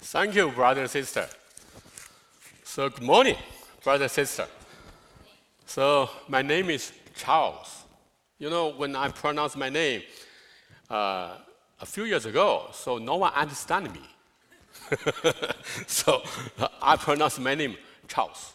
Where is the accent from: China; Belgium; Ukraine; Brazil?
China; English is a second language; now in United States; China, I'm from China.